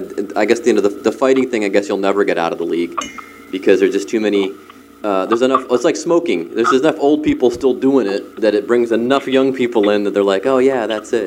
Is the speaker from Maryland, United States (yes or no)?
no; Cleveland, Ohio, United States; now in Cincinnati, United States; I'm from Cleveland.